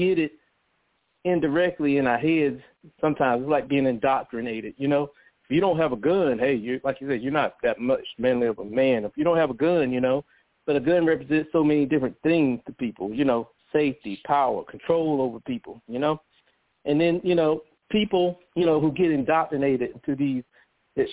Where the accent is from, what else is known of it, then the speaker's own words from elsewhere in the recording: United States; a black person growing up in America